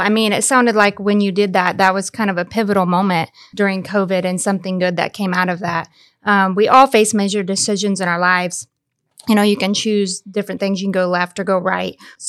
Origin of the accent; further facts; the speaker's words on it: Randolph County, Indiana, United States; we grew up here in Randolph County